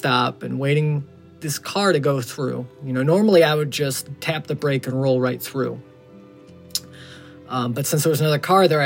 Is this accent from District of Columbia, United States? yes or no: no; Chicago, Illinois, United States; I'm from Chicago